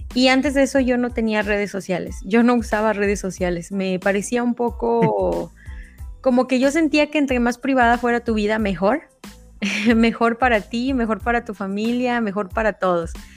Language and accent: Spanish; State of Mexico, Mexico; now in United States; soy mexicana, eh, soy muy eh, nací en el Estado de México y en, el, en este momento me encuentro viviendo en Estados Unidos